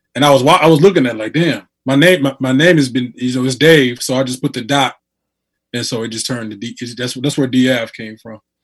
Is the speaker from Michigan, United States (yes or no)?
yes; Muskegon, Michigan, United States; I'm from Muskegon, Michigan.